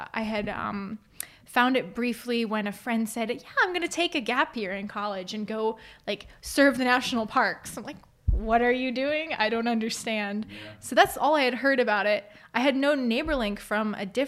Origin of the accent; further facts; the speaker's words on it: Fort Wayne, Indiana, United States; I so grew up in the area, went to Northwest Allen County Schools, lived on the north side of town